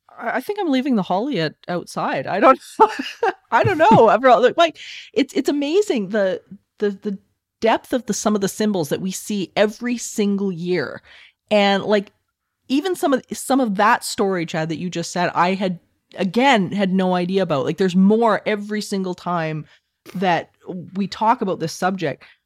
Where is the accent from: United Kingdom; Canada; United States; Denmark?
Canada; Alberta; I'm from Alberta